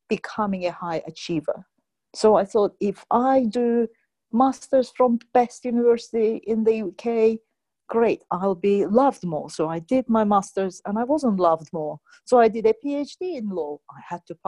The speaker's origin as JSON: {"language": "English", "country": "Azerbaijan", "also_born_or_lived": "United Kingdom", "moved": "as an adult", "said": "I come originally from Azerbaijan"}